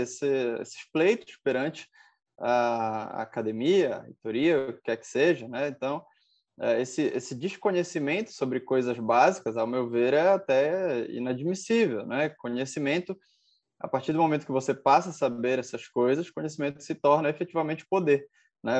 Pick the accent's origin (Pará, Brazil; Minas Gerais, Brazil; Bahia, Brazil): Pará, Brazil; Belém; Eu sou, sou de Belém do Pará, aqui na Amazônia